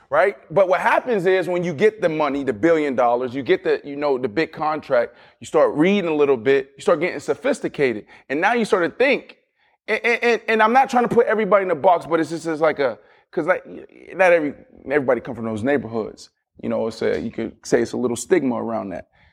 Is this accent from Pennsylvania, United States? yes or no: yes; Pittsburgh, Pennsylvania, United States; I'm from Pittsburgh, Pennsylvania, blue collar, kinda same type of upbringing